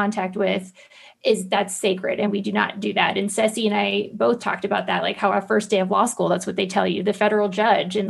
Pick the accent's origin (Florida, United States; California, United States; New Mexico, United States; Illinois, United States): Florida, United States; Central; I grew up poor in Central Florida.